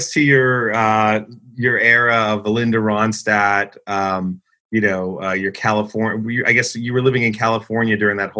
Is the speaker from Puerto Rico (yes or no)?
no; Canada; As a Canadian